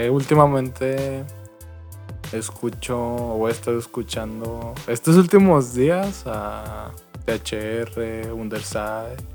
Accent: Mexico; Como buen mexicano, ¿no?

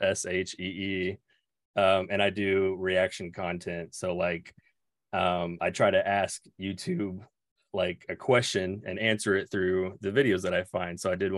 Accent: Oklahoma, United States; I'm 30 now. I'm turning 31 on Saturday. I'm from Oklahoma.

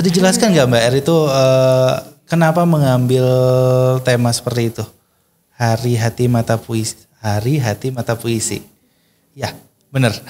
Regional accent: West Java, Indonesia; saya orang Jawa Barat nih, apakah di Jawa Barat ada FLP

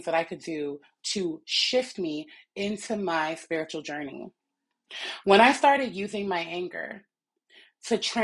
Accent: Jamaica; I'm Jamaican.

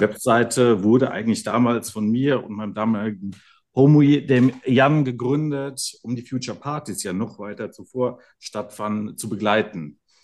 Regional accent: Germany; hier aufgewachsen in der Region

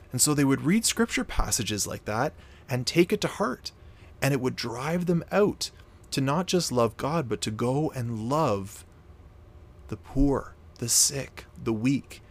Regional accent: Canada; I'm actually Canadian. I'm from Canada

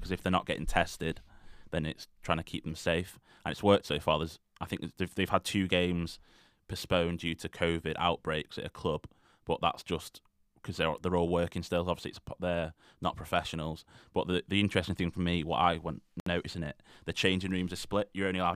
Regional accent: England, United Kingdom; as an English person

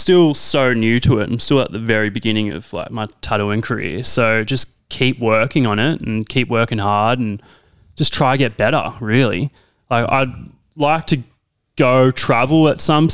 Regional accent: Frankston, Victoria, Australia; I'm from Frankston. So I grew up in Frankston.

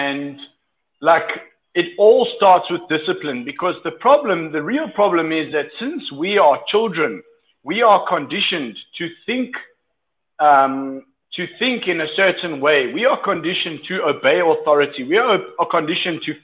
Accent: South Africa; moved away as an adult; now in Colombia; I'm from South Africa

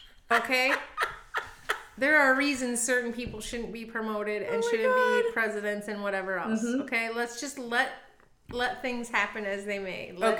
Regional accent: California, United States; born there; I was born in California.

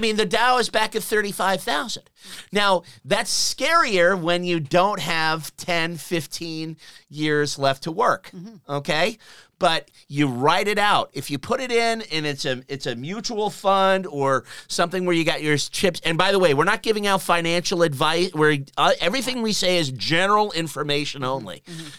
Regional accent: United States; now in Australia; being American

